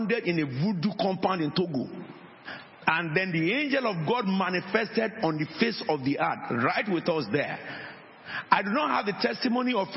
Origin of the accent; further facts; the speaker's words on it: Nigeria; moved away; I was born in Nigeria